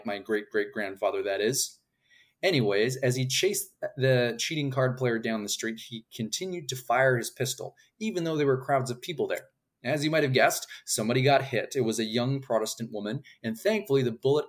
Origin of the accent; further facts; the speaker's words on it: Canada; I am a Canadian author